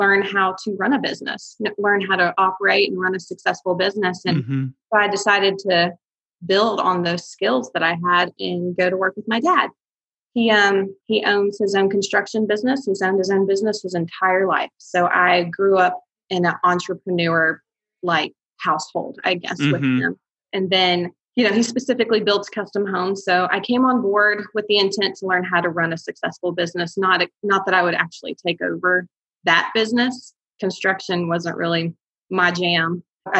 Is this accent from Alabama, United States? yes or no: yes; Huntsville, Alabama, United States; I'm actually from Huntsville